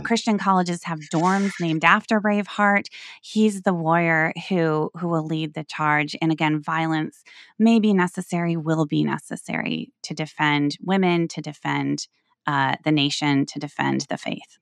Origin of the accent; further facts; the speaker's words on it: Northwest Iowa, United States; moved away; my community, my hometown, right, my people